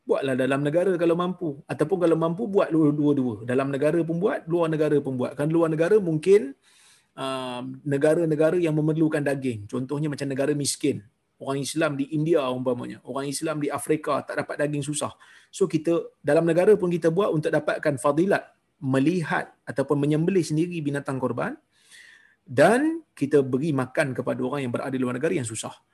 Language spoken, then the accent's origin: Malay; Seremban, Negeri Sembilan, Malaysia; moved away as an adult; now in Brunei; Melakukan korban di sini, tempat saya bekerja di Brunei, atau di tempat asal saya, itu Seremban.